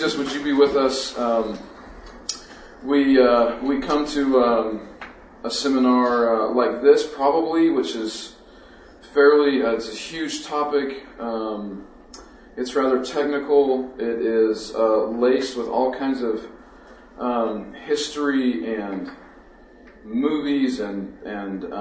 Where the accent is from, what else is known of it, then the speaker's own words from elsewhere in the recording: New Mexico, United States; also born or lived in Seattle; now in Colorado, United States; So we are from New Mexico, both of us